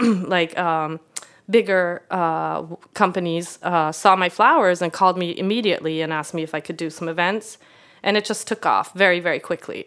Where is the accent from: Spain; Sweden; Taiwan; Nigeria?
Sweden; English is a second language; moved away as an adult; also born or lived in Canada / Italy; now in United States; I grew up in Sweden where you're not supposed to be, like, boastful